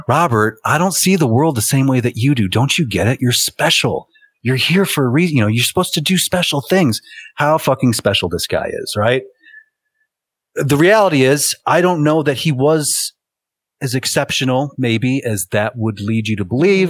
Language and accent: English; United States; I'm an American